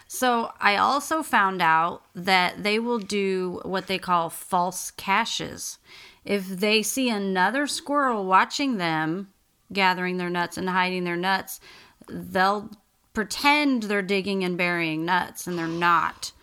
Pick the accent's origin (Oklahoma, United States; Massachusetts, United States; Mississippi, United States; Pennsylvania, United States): Oklahoma, United States; moved away; I grew up in Oklahoma, which is flat and farmland.